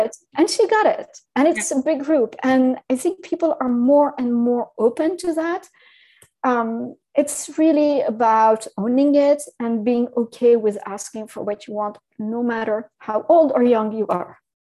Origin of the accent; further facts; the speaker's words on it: Syria; English is a second language; moved away; also born or lived in France / Paris / London / New York City; I'm, I'm originally from from Syria as well.